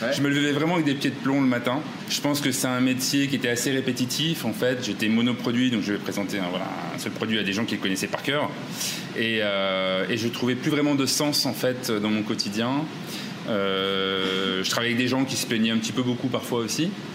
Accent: Ch'ti, Hauts-de-France, France; moved away as an adult; also born or lived in Rhône-Alpes; now in Bangkok, Thailand; Je suis ch'ti

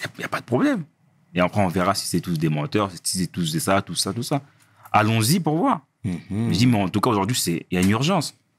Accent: Villiers-le-Bel, Île-de-France, France; on vient de Ville-Belle

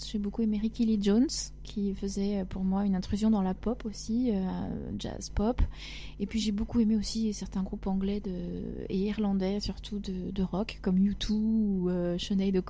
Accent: Agen, Nouvelle-Aquitaine, France; born there; also born or lived in Africa; Je suis née à Agen, dans le Lot-et-Garonne.

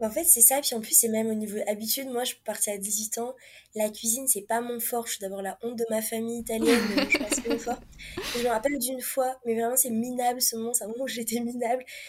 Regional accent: France; moved away as an adult; also born or lived in Montreal, Canada; now in Mexico; notre façon à nous parler en tant que Français

